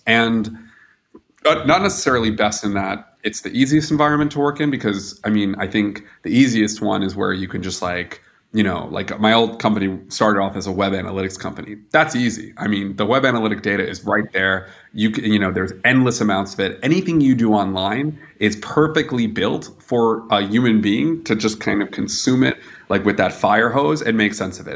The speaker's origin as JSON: {"language": "English", "country": "United States", "moved": "yes", "lives_now": "Germany"}